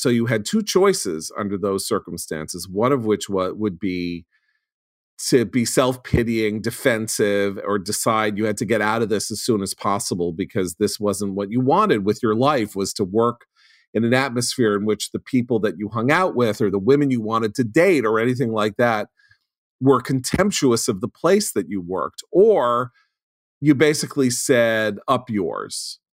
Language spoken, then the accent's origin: English; New York City, New York, United States; I grew up on the Upper West Side of Manhattan. I went to a New York City private school